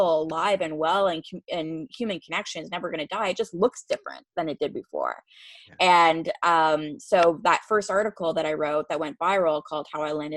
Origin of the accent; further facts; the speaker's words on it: Canada; fellow Canadians, because it's like the one interview where people don't call me out when I say